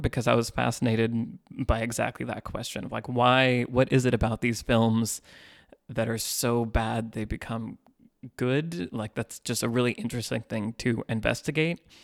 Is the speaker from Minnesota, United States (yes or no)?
no; Northern California, United States; moved away as an adult; now in Los Angeles, United States; I grew up in Northern California and moved to L A in two thousand ten.